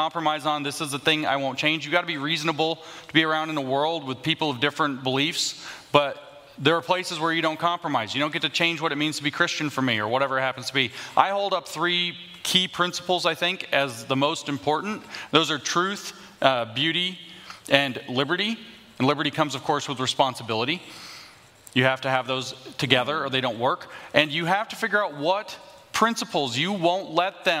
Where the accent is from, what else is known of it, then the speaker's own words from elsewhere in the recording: the South, United States; I'm a Southerner